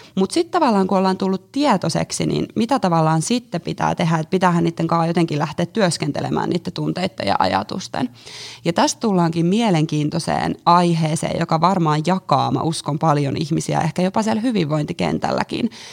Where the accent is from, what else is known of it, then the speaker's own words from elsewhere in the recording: Jyväskylä, Central Finland, Finland; moved away as an adult; now in Helsinki, Finland; mä oon Jyväskylästä lähtöisin niin sanotusti ja tullut tänne Helsinkiin nyt sitten tuossa viime vuoden loppupuolella